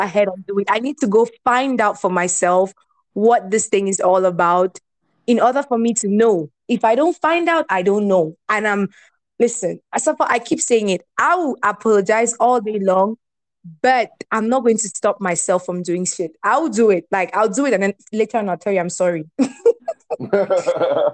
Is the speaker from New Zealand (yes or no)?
no; Bafut, Northwest Region, Cameroon; also born or lived in Rome; now in Kigali, Rwanda; I'm a Bafu girl